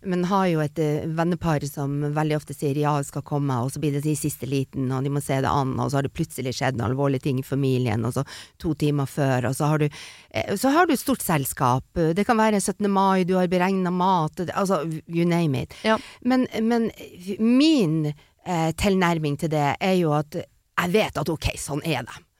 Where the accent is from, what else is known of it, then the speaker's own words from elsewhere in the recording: Northern Norway, Norway; er nordlending